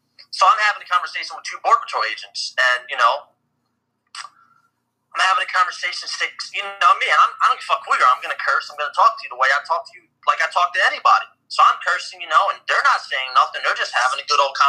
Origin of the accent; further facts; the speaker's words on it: Upper Darby, Pennsylvania, United States; moved away as an adult; also born or lived in Collingdale, Pennsylvania / Philadelphia; now in New Mexico, United States; I grew up in Upper Darby, and then I moved to Collindale, then I went back to Upper Darby